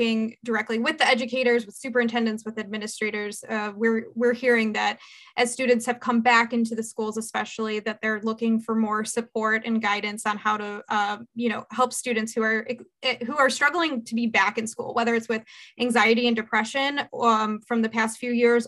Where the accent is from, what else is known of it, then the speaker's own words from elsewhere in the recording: Cleveland, Ohio, United States; also born or lived in Columbus, Ohio; I'm from the Cleveland area originally